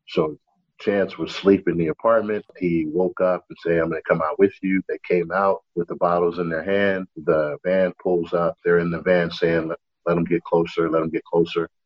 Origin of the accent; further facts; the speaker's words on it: New York City, New York, United States; moved away as an adult; growing up in Brooklyn, it's very diverse